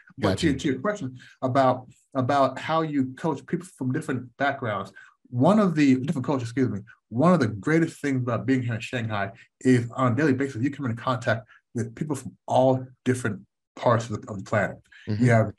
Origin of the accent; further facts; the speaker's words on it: United States; growing up in the United States, because we weren't born there, We never had this slave mentality.